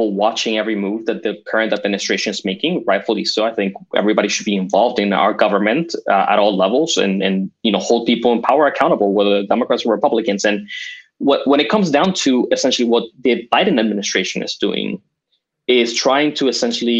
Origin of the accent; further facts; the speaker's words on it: Caracas, Capital District, Venezuela; also born or lived in Florida, United States; now in United States; I was born and raised in Caracas, Venezuela. I moved to Florida, lived there for, you know, 18 of the 20 years I've been in this country.